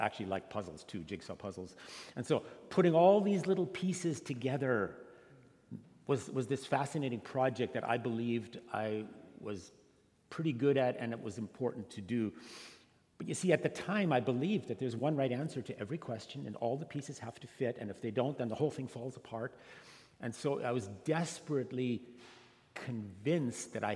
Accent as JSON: {"language": "English", "country": "Canada", "tie": "born or raised there", "also_born_or_lived": "Scotland / Germany", "moved": "as an adult", "lives_now": "Fresno, United States", "said": "I grew up in a very conservative immigrant community in Canada."}